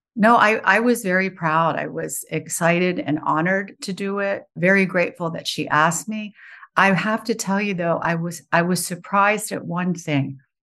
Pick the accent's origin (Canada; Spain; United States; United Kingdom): United States; West Virginia; moved away; I grew up in West Virginia.